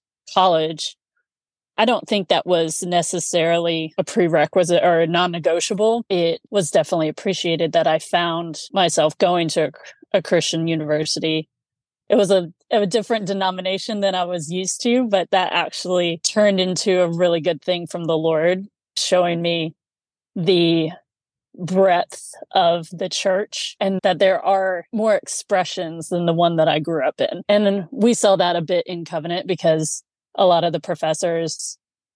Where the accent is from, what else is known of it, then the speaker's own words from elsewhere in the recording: Indianapolis, Indiana, United States; moved away as an adult; also born or lived in Raleigh, North Carolina; now in South Carolina, United States; growing up in Indianapolis